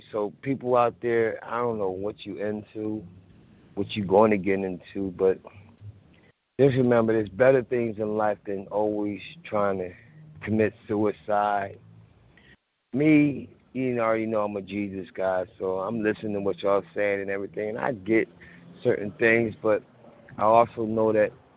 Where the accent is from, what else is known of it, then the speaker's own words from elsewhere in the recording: Philadelphia, Pennsylvania, United States; I'm from Philly